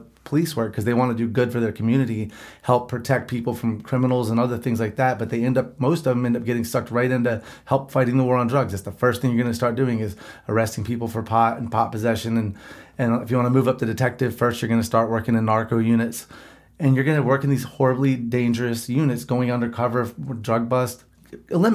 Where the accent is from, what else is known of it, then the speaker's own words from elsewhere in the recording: the Bible Belt, United States; I'm from the Bible Belt